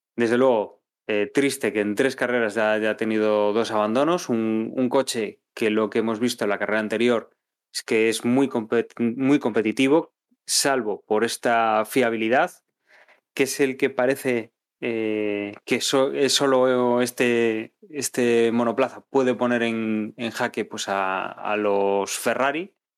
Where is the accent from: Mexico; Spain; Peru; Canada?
Spain; como aficionado español